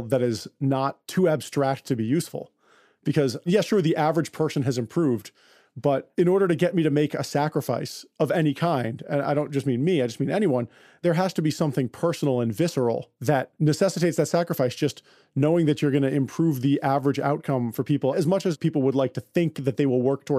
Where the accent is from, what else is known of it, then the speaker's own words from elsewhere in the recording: United States; as an American